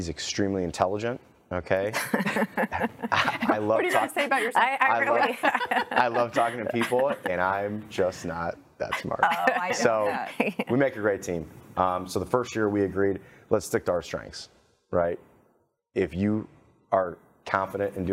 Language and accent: English; Cleveland, Ohio, United States; moved away as an adult; now in Dallas, United States; I'm from Cleveland, Ohio, originally